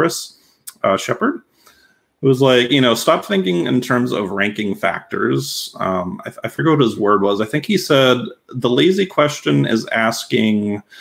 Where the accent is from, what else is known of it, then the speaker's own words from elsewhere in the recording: Massachusetts, United States; I worked local journalism at a local newspaper where I grew up in Massachusetts